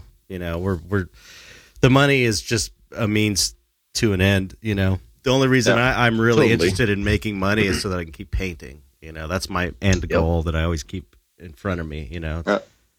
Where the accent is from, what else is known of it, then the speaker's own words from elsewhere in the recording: United States; but I'm the American